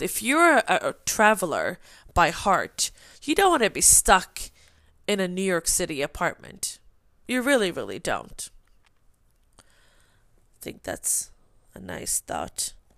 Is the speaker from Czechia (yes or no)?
no; Sweden; English is a second language; moved away; I am from Sweden